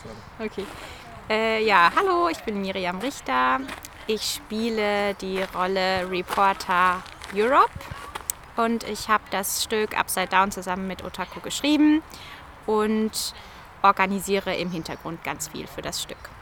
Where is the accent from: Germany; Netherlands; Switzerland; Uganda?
Uganda; German is a second language; moved away; ich komme aus Uganda